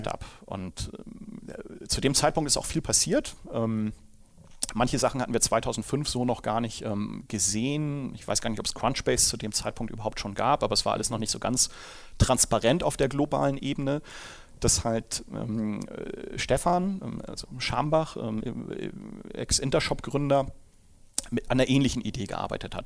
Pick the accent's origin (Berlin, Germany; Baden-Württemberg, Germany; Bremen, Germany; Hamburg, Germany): Hamburg, Germany; moved away as an adult; now in Munich, Germany; Ich komme ja ursprünglich aus Hamburg, wie man dem Dialekt wahrscheinlich nach entnehmen kann